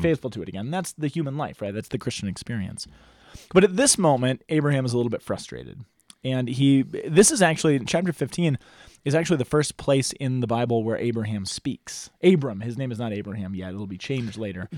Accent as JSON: {"language": "English", "country": "United States"}